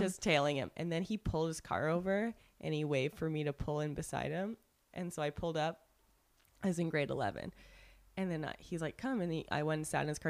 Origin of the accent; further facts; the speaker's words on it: Canada; first language English; now in Los Angeles, United States; I'm Canadian